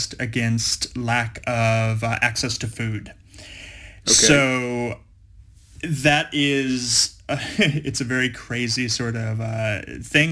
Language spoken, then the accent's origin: English; Los Angeles, California, United States; now in Melbourne, Australia; I'm I'm American. I'm from Los Angeles